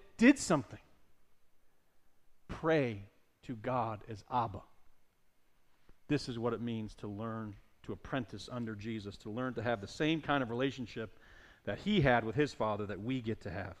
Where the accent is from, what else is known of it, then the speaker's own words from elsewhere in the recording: Northeast, United States; We're from the Northeast